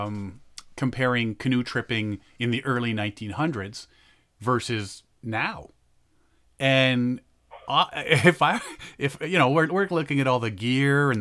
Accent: Canada; as a Canadian

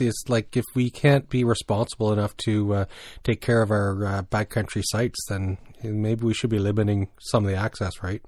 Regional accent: New Brunswick, Canada; growing up in New Brunswick

